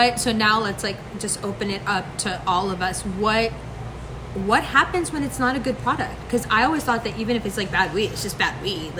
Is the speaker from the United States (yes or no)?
yes; New York City, New York, United States; I'm also from Harlem